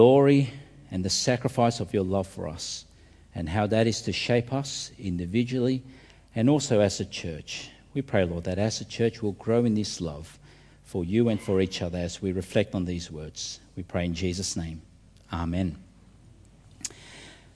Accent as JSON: {"language": "English", "country": "Australia", "said": "our country"}